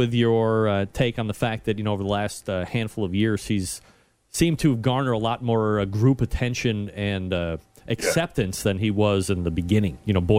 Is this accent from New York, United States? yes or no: yes; New York, United States; moved away; originally I'm from the Empire State.